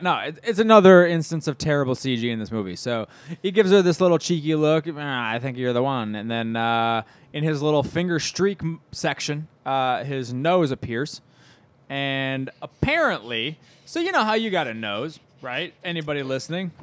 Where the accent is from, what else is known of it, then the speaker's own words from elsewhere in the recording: Midwest, United States; We're from the Midwest